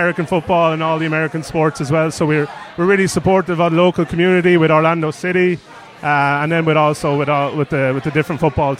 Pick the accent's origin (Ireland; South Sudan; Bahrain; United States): Ireland; accent: Irish; moved away